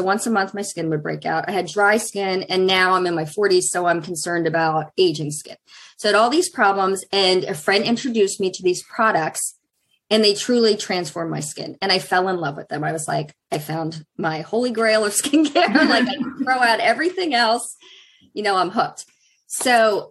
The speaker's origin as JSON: {"language": "English", "region": "Pennsylvania", "country": "United States", "tie": "born or raised there", "moved": "yes", "lives_now": "Plymouth, United States", "said": "I grew up in Pennsylvania"}